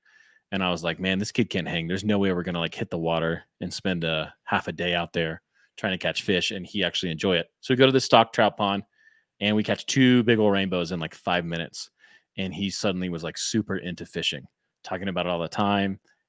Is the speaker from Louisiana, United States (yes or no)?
no; Colorado, United States; I grew up here in Colorado. And I used to go fishing with my dad and my grandpa.